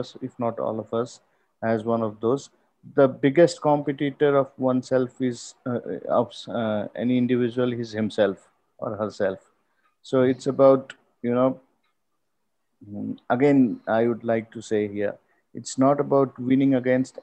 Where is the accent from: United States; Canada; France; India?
India; I am from India, cricket is a second religion in the subcontinent